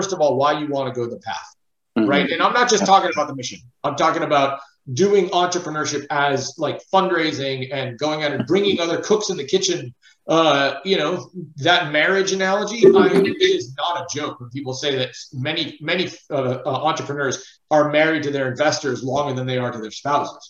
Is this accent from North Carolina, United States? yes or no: no; Los Angeles, California, United States; I grew up in Los Angeles. I grew up in Hollywood